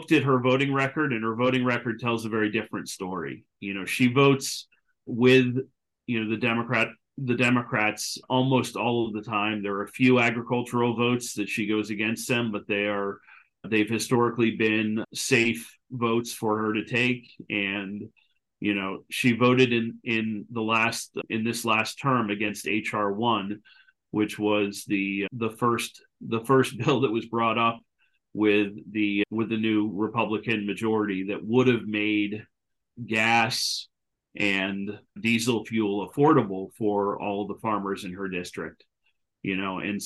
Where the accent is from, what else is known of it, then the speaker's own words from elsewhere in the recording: North Guilford, Connecticut, United States; moved away as an adult; also born or lived in Pittsburgh, Pennsylvania; now in Virginia, United States; I grew up in North Guilford, Connecticut, and on a small family farm